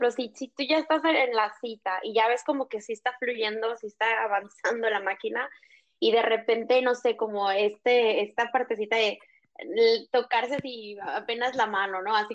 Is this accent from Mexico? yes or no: yes; northern Mexico, Mexico; Y por ejemplo, yo que soy norteña, la neta, yo, yo llegaba con mucha gente y yo de que ah, abrazo, abrazo, hecho y apapacho, ¿no?